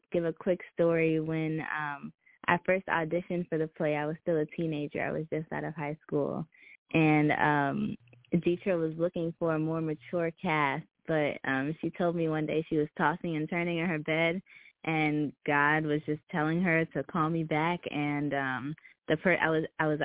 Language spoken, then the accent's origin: English; Brooklyn, New York, United States; I'm from Brooklyn, New York.